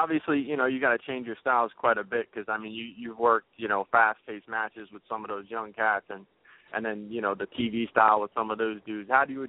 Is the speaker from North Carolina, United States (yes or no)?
no; New Jersey, United States; I'm from Jersey